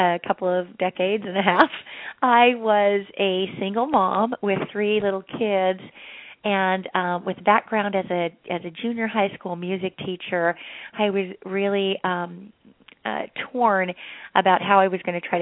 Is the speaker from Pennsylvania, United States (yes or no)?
no; Utah, United States; I grew up in Utah